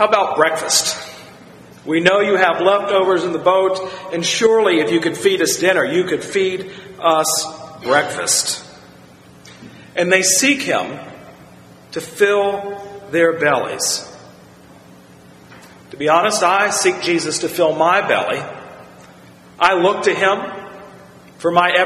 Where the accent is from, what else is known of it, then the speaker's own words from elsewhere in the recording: Virginia, United States; As a child growing up in Virginia